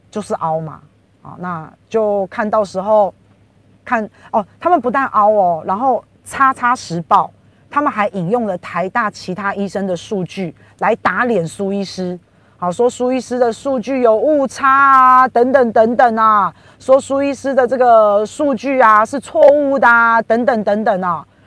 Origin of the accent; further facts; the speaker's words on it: Taiwan; 我们台湾人